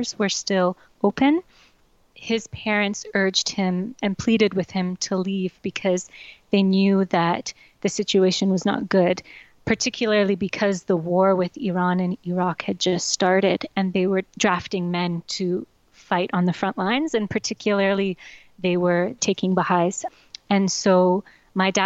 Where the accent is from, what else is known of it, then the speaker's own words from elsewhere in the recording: Yellowknife, Northwest Territories, Canada; I grew up in Yellowknife, Northwest Territories